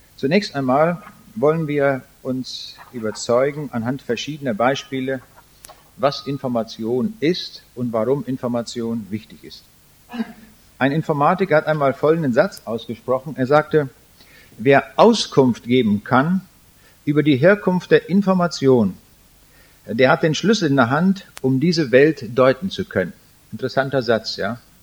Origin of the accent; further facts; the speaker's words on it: Germany; also born or lived in Braunschweig; als Deutsche